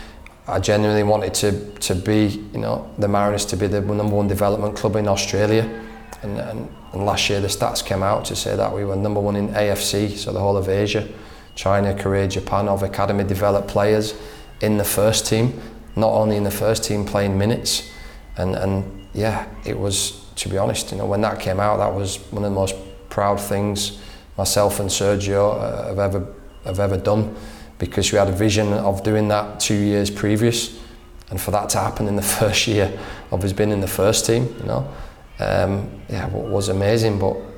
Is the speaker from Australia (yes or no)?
no; England, United Kingdom; I come from England where winning the league is the most important thing